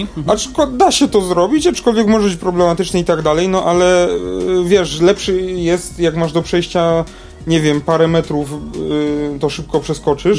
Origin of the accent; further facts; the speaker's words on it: Kokotów, Lesser Poland, Poland; z mojej wsi